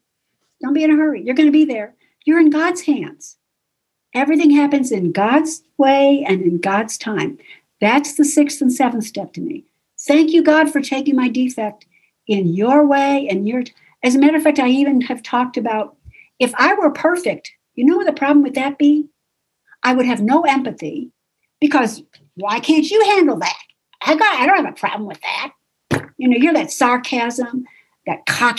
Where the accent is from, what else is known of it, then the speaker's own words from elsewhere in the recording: Buffalo, New York, United States; I was raised in Buffalo, New York